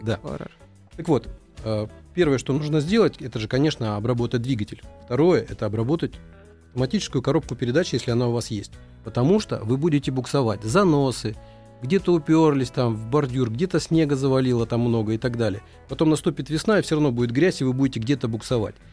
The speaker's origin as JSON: {"language": "Russian", "region": "Moscow", "country": "Russia", "said": "мы, москвичи"}